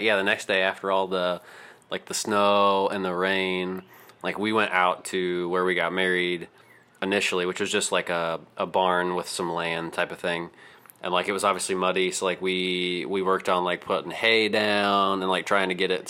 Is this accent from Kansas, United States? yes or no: yes; Tonganoxie, Kansas, United States; growing up in Tongi, yeah, you get lots of tornado warnings